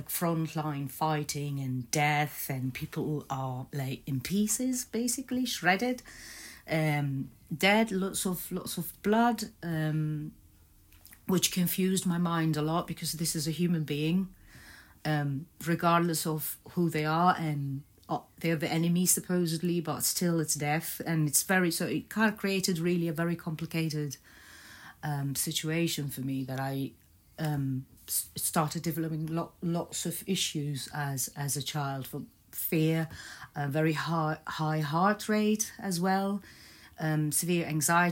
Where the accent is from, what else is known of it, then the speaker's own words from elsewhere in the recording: Baghdad, Baghdad Governorate, Iraq; moved away; also born or lived in Egypt / Netherlands; I was born in Baghdad, and as a one-year-old, we moved to Egypt, where I lived for a couple of years